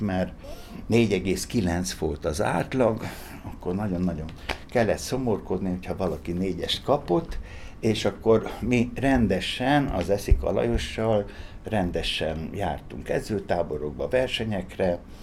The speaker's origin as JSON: {"language": "Hungarian", "town": "Szeged", "region": "Csongrád-Csanád", "country": "Hungary", "tie": "born or raised there", "said": "Tőzsgyőkeres Szegedi vagyok"}